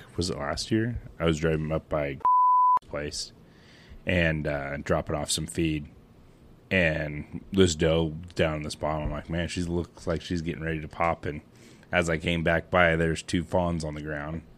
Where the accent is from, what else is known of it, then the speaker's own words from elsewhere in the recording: Western Montana, United States; now in Scobey, United States; I'm originally from Western Montana, but now I live in the beautiful town of Scobie, Montana